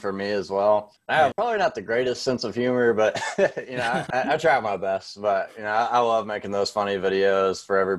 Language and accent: English; Louisville, Kentucky, United States; I grew up in the Shively area, which is not a very good area at all